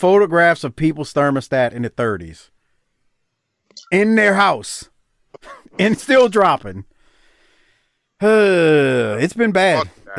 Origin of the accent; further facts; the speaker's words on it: New Orleans, Louisiana, United States; moved away; I grew up in New Orleans